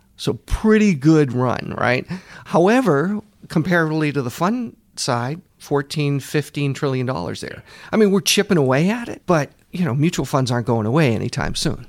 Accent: Boston, Massachusetts, United States; I grew up in the Boston area, went to Babson College

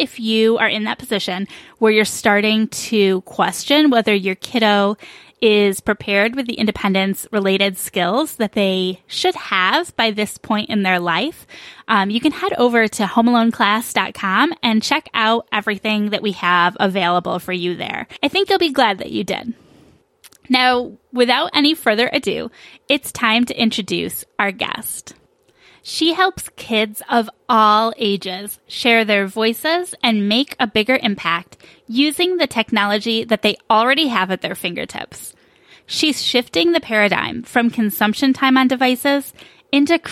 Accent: New York, United States; now in Phoenix, United States; I'm also from New York

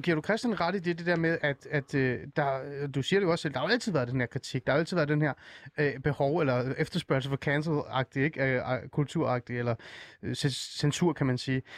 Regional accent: Iran; now in Denmark; jeg kommer oprindeligt fra Iran

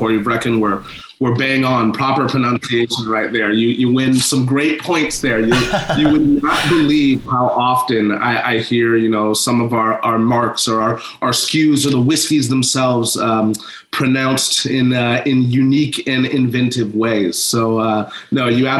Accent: Seattle, Washington, United States; I am born and raised in Seattle, Washington, here in the United States, the upper left coast, the Pacific Northwest.

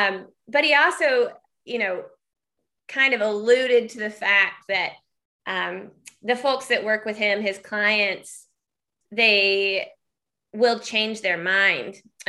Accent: Tennessee, United States; now in Vermont, United States; Hey, yeah … I am from Tennessee originally, and I'm making my way to Vermont permanently now.

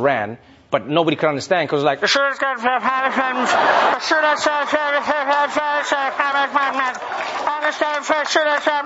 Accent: South Africa; moved away as an adult; now in New York, United States; as a South African

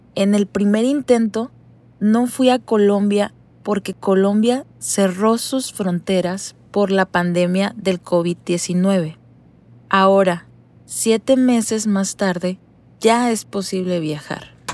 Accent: Mexicali, Baja California, Mexico; soy de Mexicali, una ciudad en el norte de México

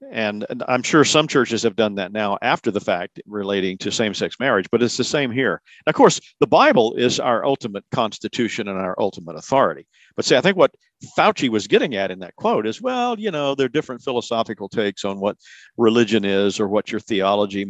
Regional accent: South Carolina, United States; The neighborhood where I grew up here in South Carolina

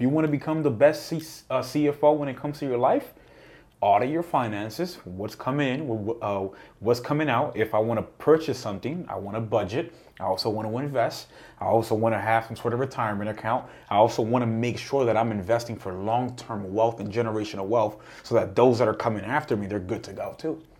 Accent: New York, United States; And because I saw the environment that I grew up with in Harlem, in that high school

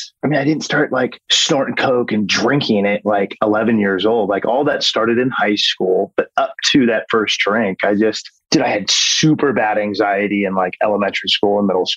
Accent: California, United States; also born or lived in New Jersey / Texas / San Diego; I was born in New Jersey, and then we moved to Texas. And then from Texas, we were there for a year and a half. And then we went to San Diego, and then we were at San Diego for a couple of years. Then I started eighth grade in Orange County, California.

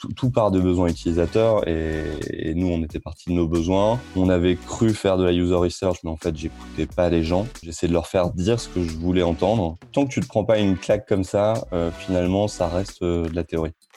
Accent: Amiens, Hauts-de-France, France; now in Rouen, France; je suis originaire d'Amiens

